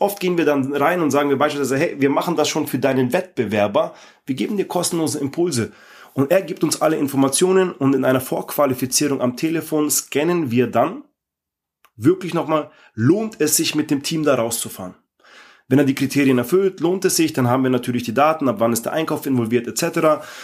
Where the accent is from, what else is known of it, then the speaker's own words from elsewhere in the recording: Ingolstadt, Bavaria, Germany; ich komme aus Ingolstadt